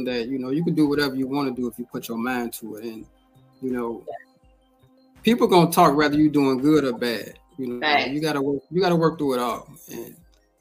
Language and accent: English; Chicago, Illinois, United States